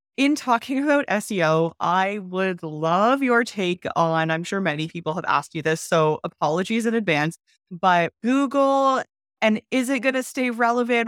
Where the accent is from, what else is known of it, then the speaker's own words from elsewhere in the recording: Canada; now in Mexico; I'm Canadian, I'm not American